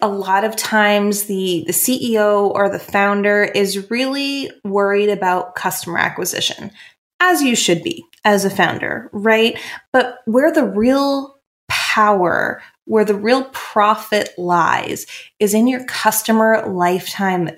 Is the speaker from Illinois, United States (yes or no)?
no; Maine, United States; I'm from Maine, so I'm from the Northeast